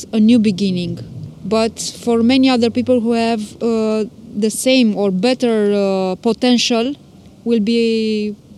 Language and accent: English; Romania; English is a second language; moved away as an adult; now in Mansfield, United Kingdom; I came from Romania